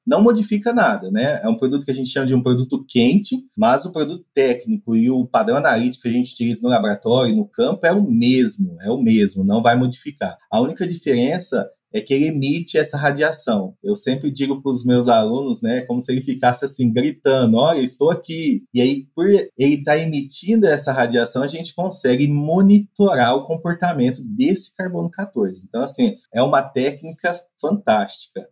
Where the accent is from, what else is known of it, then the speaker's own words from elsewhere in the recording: Mato Grosso, Brazil; moved away as an adult; also born or lived in Piracicaba, São Paulo; now in Viçosa, Brazil; sou mato-grossense